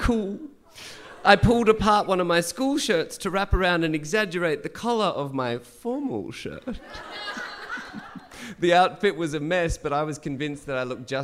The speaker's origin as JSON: {"language": "English", "town": "Dubbo", "region": "New South Wales", "country": "Australia", "tie": "born or raised there", "also_born_or_lived": "Gunnedah, New South Wales / Central Coast, New South Wales", "said": "growing up in Gunnedah in Dubbo"}